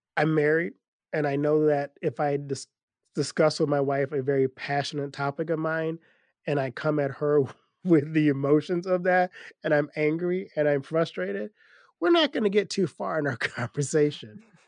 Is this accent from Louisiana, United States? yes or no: yes; Louisiana, United States; I grew up in Louisiana